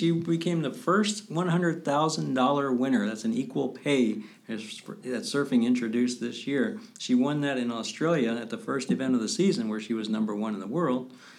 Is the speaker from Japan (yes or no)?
yes; Japan; born there; I was born in Japan, strangely enough.